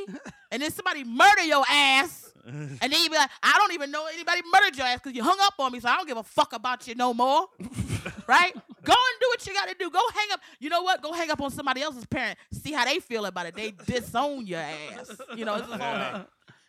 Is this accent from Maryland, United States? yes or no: yes; Maryland, United States; moved away; I'm from Maryland.